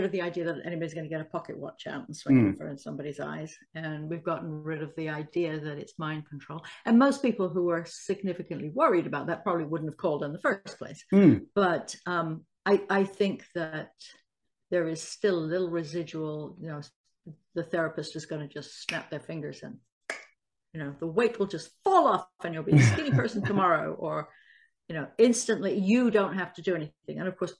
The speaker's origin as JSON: {"language": "English", "town": "Salisbury", "region": "South West England", "country": "United Kingdom", "moved": "yes", "lives_now": "United States", "said": "I am a former doctor. I'm originally from Salisbury, the UK, but I've lived in the States for a long, long time, as you can probably tell from my accent."}